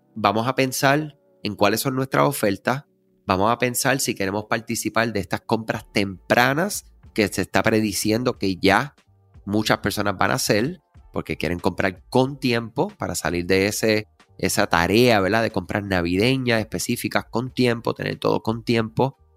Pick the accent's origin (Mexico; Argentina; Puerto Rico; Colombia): Puerto Rico; somos Este, de Puerto Rico, la nación americana